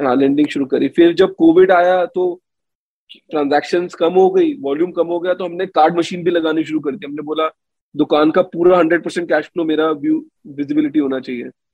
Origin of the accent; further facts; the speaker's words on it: Delhi, India; मैं तो दिल्ली में एक रेफ्यूजी कॉलोनी का लड़का हूँ मालवीय नगर में पला बड़ा